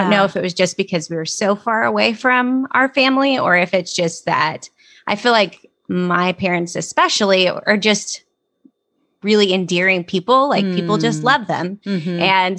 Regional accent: North Dakota, United States; born there; I was born in North Dakota.

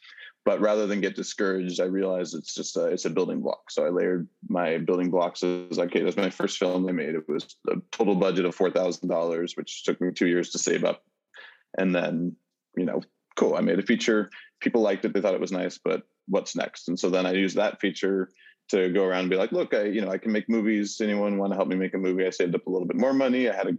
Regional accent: Oregon, United States; growing up in Oregon, there's not really a film industry there

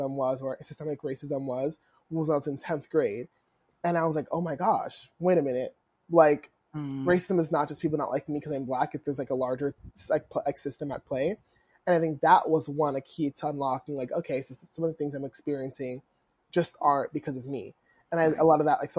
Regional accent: New Jersey, United States; I grew up in South Jersey

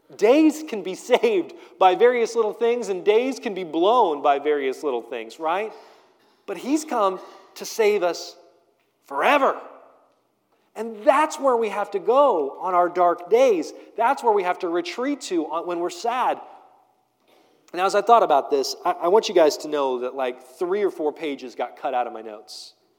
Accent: United States; we do this thing as American Christians

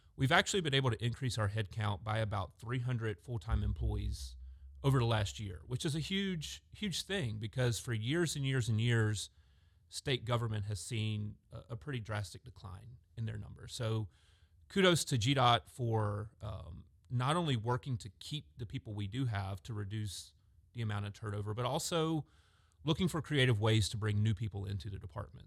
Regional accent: Augusta, Georgia, United States; I grew up in Augusta, Georgia

